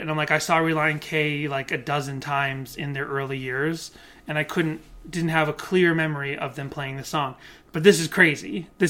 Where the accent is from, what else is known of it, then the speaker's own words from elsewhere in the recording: Massachusetts, United States; I grew up in New England, I grew up in Massachusetts